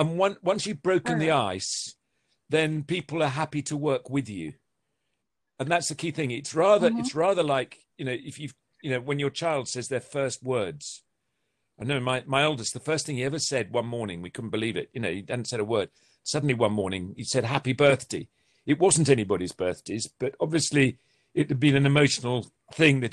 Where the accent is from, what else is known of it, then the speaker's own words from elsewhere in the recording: England, United Kingdom; being English